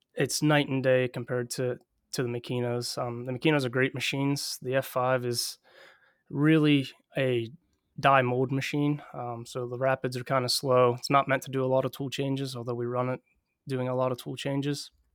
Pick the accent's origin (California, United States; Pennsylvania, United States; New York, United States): Pennsylvania, United States; Southwestern; I'm originally from Southwestern P A, which is where I currently live